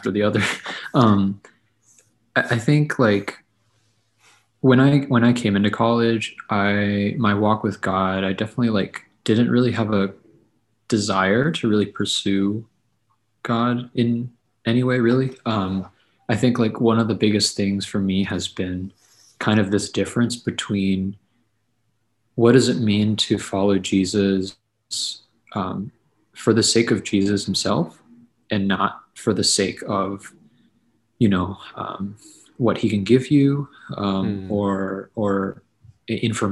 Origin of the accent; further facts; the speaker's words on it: Quincy, Massachusetts, United States; moved away as an adult; now in St. Louis, United States; I was born in Quincy, Massachusetts. So it was like near Boston, and lived in the Boston area my whole life leading up to college